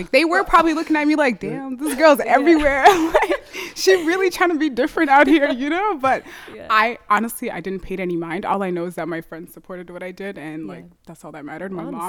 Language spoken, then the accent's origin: English; Minneapolis, Minnesota, United States; also born or lived in St. Paul; I was born and raised here in Minneapolis, and I just grew up.